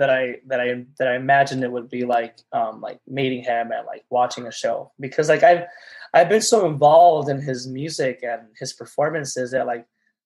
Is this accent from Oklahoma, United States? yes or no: no; Los Angeles, California, United States; I was born in Los Angeles